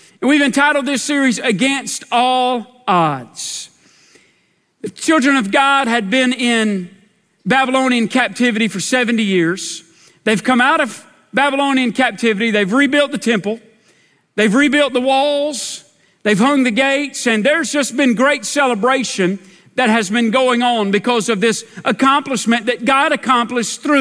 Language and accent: English; Dunning Mill Hill, South Carolina, United States; I grew up on the Dunning Mill Hill